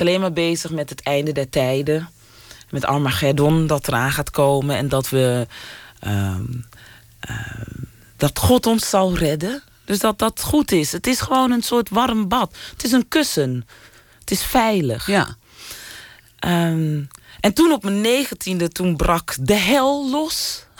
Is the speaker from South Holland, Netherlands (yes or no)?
yes; Rotterdam, South Holland, Netherlands; also born or lived in Suriname; ik kom gewoon uit Rotterdam-Zuid.